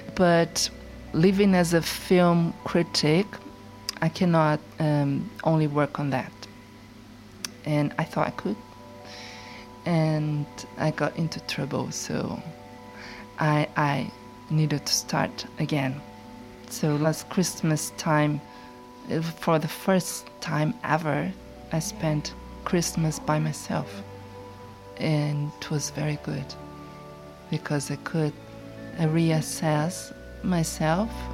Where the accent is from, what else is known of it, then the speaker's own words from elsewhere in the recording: Brazil; moved away as an adult; also born or lived in Sao Paulo; now in London, United Kingdom; I had done everything I had to do in Brazil regarding work and my personal life in these 37 years.